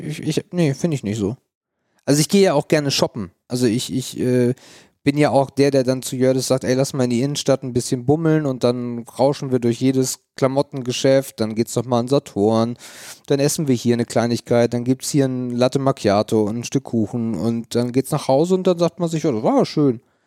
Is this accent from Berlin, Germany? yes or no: no; near Elmshorn, Schleswig-Holstein, Germany; als ich in Emshorn als Kind war. Emshorn ist die nächstgrößere Stadt, wo ich herkomme